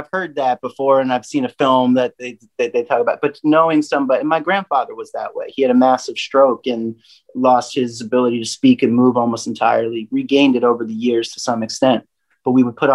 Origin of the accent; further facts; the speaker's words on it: Pennsylvania, United States; now in Nashville, United States; I have my mother and my grandmother live on the same street that I was raised, born and raised in Pennsylvania.